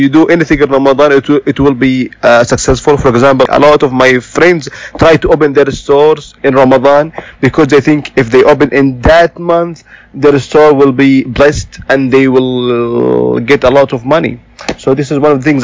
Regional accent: Saudi Arabia; also born or lived in Jeddah; from Saudi Arabia as well, and I live in Jeddah

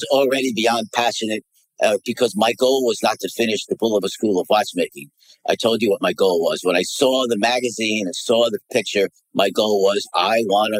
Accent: United States; I'm American back then

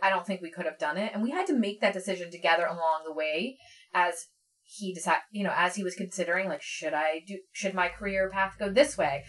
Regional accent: Philadelphia area, Pennsylvania, United States; also born or lived in New York; I grew up here

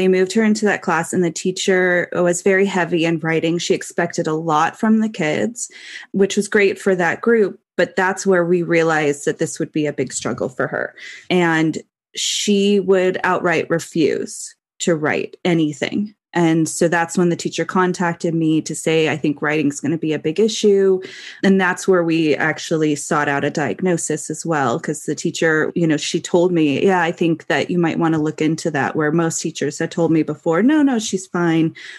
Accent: Los Angeles, California, United States; now in Las Vegas, United States; I grew up in the Valley, San Fernando Valley

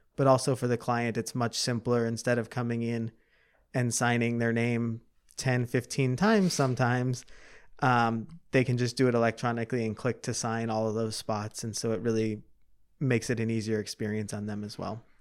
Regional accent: Chicago, Illinois, United States; I grew up in the southwest suburbs of Chicago

